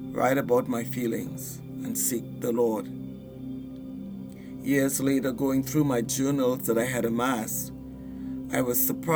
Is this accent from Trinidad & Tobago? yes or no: yes; Trinidad & Tobago; moved away as an adult; now in United States; I'm originally from Trinidad and Tobago, an island in the Caribbean